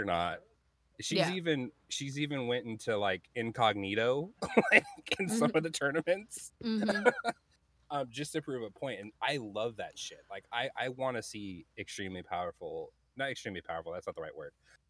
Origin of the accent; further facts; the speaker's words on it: South Carolina, United States; also born or lived in Montana / California; I grew up in South Carolina, North Carolina, Montana, California, really bad spot in California, by the way, on Compton Street in Crenshaw.